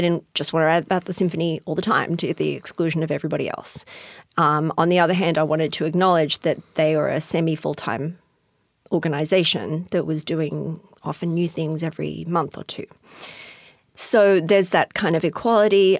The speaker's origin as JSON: {"language": "English", "country": "Australia", "also_born_or_lived": "Houston, Texas", "accent": "Australian", "moved": "as an adult", "lives_now": "Tacoma, United States", "said": "I'm originally from Australia, as you can hear from my accent"}